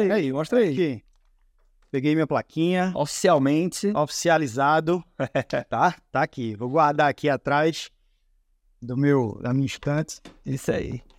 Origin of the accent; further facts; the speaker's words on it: Recife, Pernambuco, Brazil; eu sou natural aqui de Recife, somos conterrâneos.